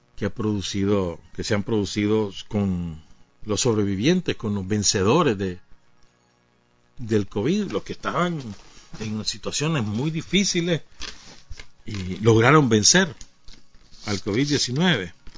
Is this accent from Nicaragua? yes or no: yes; Nicaragua; la suma de todos los nicaragüenses, en la cual estamos nosotros también